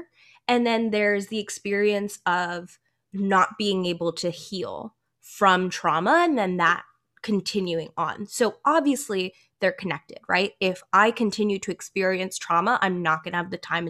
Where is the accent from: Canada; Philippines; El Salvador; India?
India; Punjab; moved away; I am Punjabi. I was born in India. I was born in Punjab.